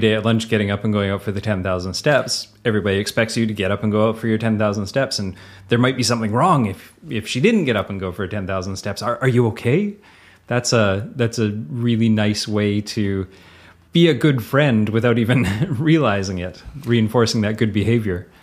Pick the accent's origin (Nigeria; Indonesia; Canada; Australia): Canada; accent: Canadian; the Canadian accent